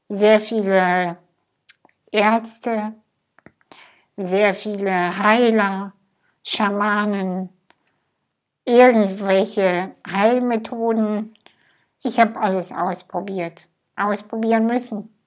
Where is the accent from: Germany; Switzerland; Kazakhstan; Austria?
Kazakhstan; Ich bin in Kasachstan geboren, in einem Dorf, hinter einem Dorf, hinter einem Dorf, was nicht mal auf Google Maps zu finden ist. Ich hatte eine ganz glückliche Kindheit.